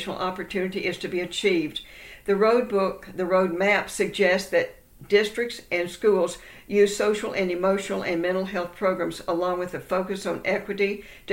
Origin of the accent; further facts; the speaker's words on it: Texas, United States; my home state of Texas